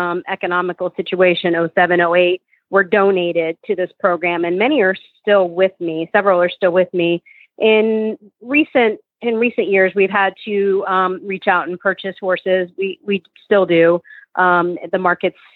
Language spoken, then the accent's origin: English; South Florida, United States; now in Gainesville, United States; I'm from South Florida, so I'm a Floridian, and from South Florida